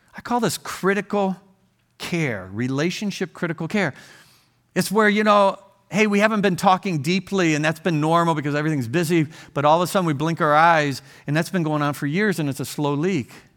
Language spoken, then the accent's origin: English; Ohio, United States; moved away as an adult; I grew up in Ohio, and we raised our family there, and in our fifties, we left Ohio